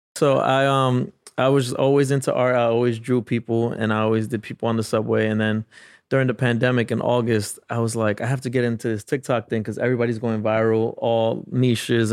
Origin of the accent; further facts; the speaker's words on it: New York City, New York, United States; I grew up in the South Bronx